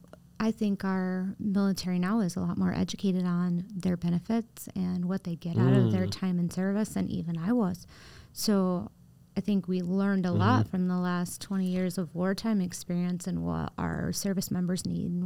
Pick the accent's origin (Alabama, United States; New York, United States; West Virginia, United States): New York, United States; Upstate New York.